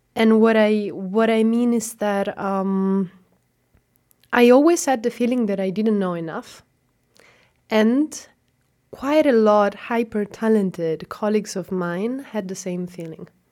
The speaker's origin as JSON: {"language": "English", "town": "Catania", "region": "Sicily", "country": "Italy", "tie": "born or raised there", "first_language": "Italian", "second_language": "English", "moved": "as an adult", "lives_now": "Osnabrück, Germany", "said": "I studied in my hometown, so I am Sicilian and I'm coming from Catania"}